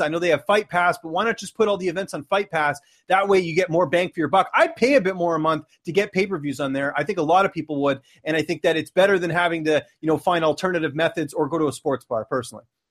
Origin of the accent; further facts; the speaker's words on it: Vancouver, British Columbia, Canada; born and raised in Vancouver